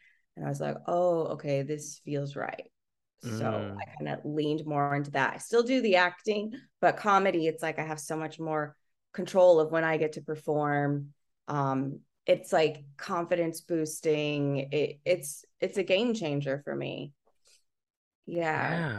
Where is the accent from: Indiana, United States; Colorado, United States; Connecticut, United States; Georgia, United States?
Indiana, United States; I'm originally from Indiana.